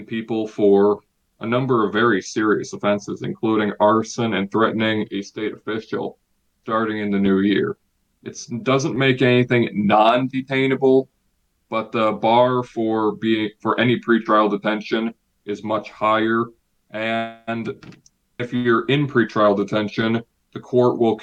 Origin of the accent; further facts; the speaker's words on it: Illinois, United States; My home state of Illinois